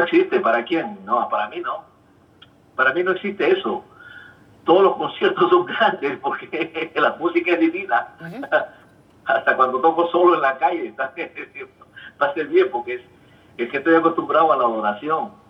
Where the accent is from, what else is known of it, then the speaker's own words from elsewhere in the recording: Peru; moved away as an adult; also born or lived in Puerto Rico / Los Angeles; now in United States; salí de Perú, mis padres firmaron todos los papeles, me sacaron eh, pasaporte y todo, yo tenía 18 años.